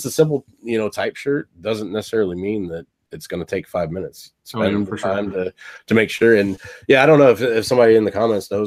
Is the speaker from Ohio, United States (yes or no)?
yes; Findlay, Ohio, United States; I'm from Findlay, which is like about 45 minutes south of Toledo